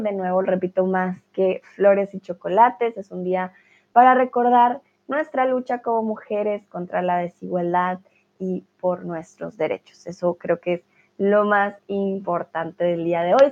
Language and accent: Spanish; Colombia; now in Germany; soy de Colombia, pero vivo en Alemania